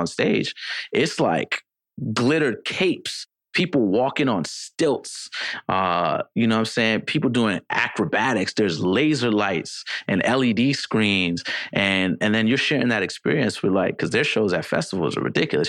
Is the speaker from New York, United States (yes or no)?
yes; New York City, New York, United States; a product of growing up in the Bronx